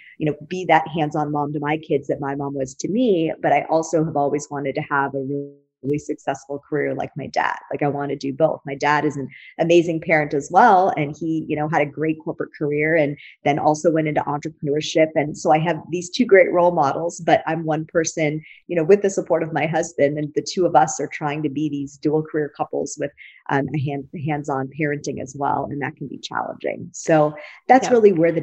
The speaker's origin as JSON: {"language": "English", "region": "Wisconsin", "country": "United States", "tie": "born or raised there", "also_born_or_lived": "Silicon Valley, California", "moved": "as an adult", "lives_now": "San Diego, United States", "said": "I was born and raised in Wisconsin. So I'm a fellow Midwesterner. I've been a Californian for over 20 years"}